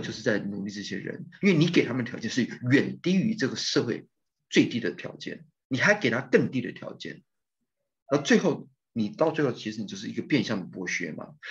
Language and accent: Chinese; Taiwan; now in Turkey; 我这个 course culture background，我来自于台湾